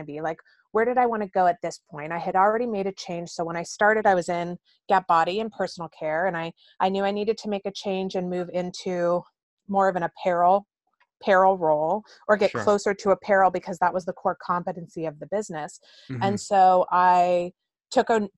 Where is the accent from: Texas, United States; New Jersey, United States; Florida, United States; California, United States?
California, United States; also born or lived in New York; I grew up in California